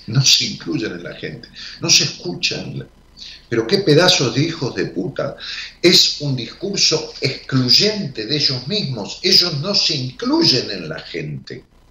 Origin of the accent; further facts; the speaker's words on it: Argentina; en Raúl Mejía, mi pueblo